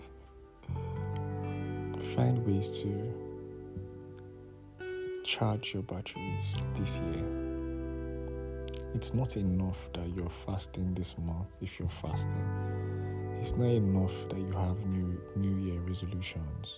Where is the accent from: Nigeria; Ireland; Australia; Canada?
Nigeria; my home country, Nigeria